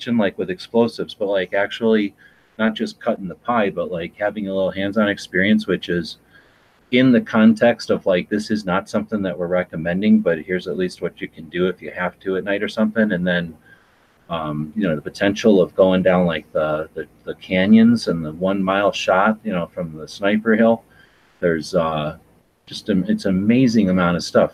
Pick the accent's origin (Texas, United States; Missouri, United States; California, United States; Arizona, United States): Arizona, United States; Tucson; we're from Tucson